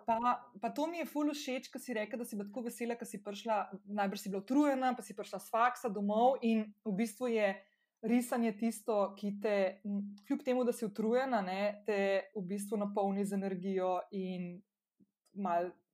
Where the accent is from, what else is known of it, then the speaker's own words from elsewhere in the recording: Slovenia; moved away as an adult; also born or lived in Ljubljana, Slovenia / Portorož, Slovenia; now in United States; Jaz sem bila stara 12 let, ko smo se preselili iz Ljubljana na obalo